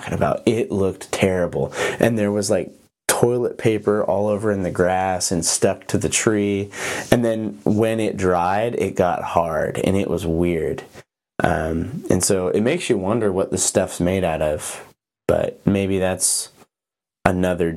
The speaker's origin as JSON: {"language": "English", "region": "Montana", "country": "United States", "tie": "born or raised there", "also_born_or_lived": "Oregon", "moved": "as an adult", "said": "I grew up in Montana but went to college in Oregon"}